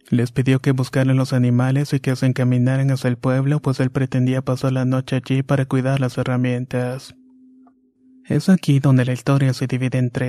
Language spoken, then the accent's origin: Spanish; San Felipe Hidalgo, Tlaxcala, Mexico; Soy originario de San Felipe Hidalgo, un pequeño pueblo que no rebasa los 1200 habitantes. Esta es una localidad en Anacamilpan, Tlaxcala.